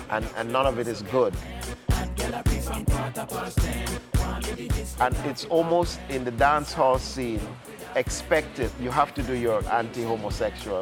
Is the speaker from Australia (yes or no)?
no; Jamaica; moved away; also born or lived in Ghana; I was born in Ghana and grew up in Jamaica